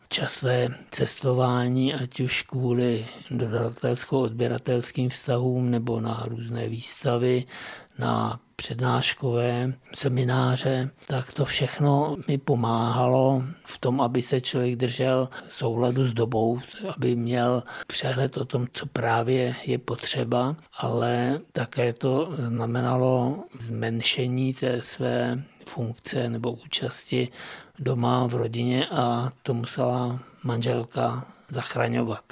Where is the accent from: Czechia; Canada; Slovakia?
Czechia; Bohemia; also born or lived in České Budějovice, Czech Republic; u nás, v Čechách